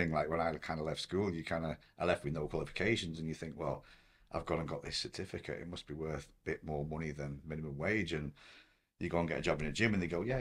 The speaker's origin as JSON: {"language": "English", "town": "Blackpool", "region": "North West England", "country": "United Kingdom", "tie": "born or raised there", "said": "where I grew up in Blackpool, like there was like two PTs in the whole town."}